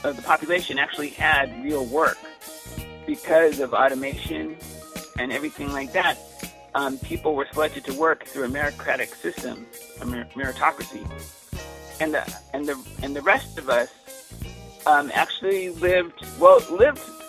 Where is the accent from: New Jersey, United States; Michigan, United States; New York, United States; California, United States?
California, United States; Los Angeles; first I grew up in Baldwin Hills in Los Angeles until I was about nine